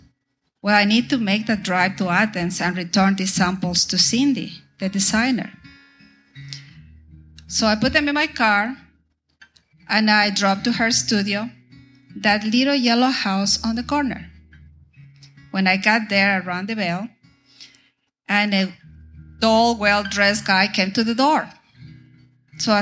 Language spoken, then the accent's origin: English; Ecuador; moved away as an adult; also born or lived in Venezuela; now in Tyler, United States; I am from Ecuador in South America